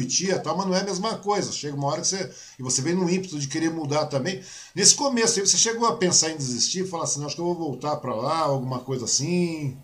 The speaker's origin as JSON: {"language": "Portuguese", "town": "Mogi das Cruzes", "region": "São Paulo", "country": "Brazil", "tie": "born or raised there", "said": "eu nasci em Mogi também, né? Eu sou de Mogi, eu sou natural de Mogi das Cruzes"}